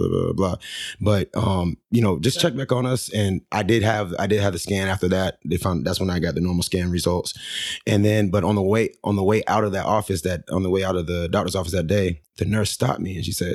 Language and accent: English; St. Lucie County, Florida, United States; also born or lived in Arizona; now in Fort Myers, United States; I came back to Florida because I'm from Florida